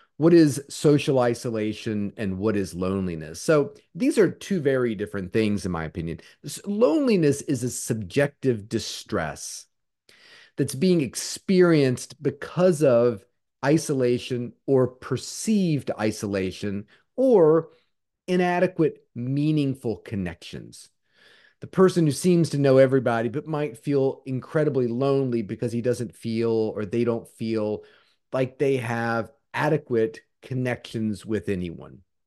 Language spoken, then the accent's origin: English; Charlottesville, Virginia, United States; Charlottesville, which is my uh, what I consider my hometown.